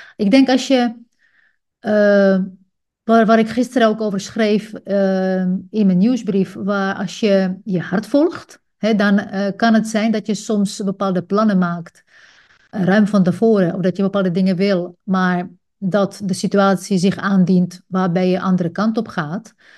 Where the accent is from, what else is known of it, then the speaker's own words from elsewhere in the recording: Czechia; Dutch is a second language; moved away as an adult; now in Netherlands; Ik groeide op in een socialistisch land. Ik ben geboren in Tsjechië.